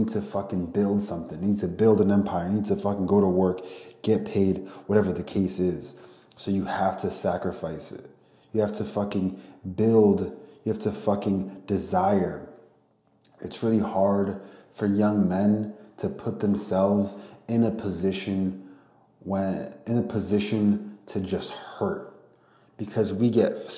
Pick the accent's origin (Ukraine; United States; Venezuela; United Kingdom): Ukraine; I'm from Ukraine, my family's from Ukraine